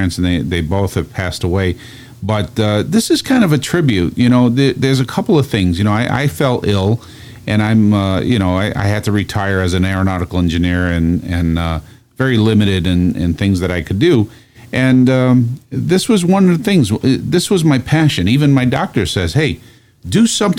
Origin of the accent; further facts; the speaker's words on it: New York City, New York, United States; I'm the first generation born here, and everybody was born in Sicily.